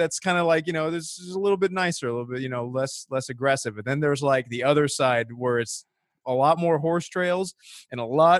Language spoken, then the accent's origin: English; Norco, California, United States; I grew up in Norco, where it was all the yeehaw white people you could ask for.